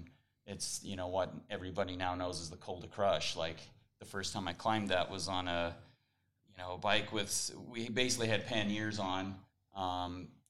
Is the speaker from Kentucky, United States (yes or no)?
no; Beaver, Utah, United States; also born or lived in Logan, Utah; my hometown down in Beaver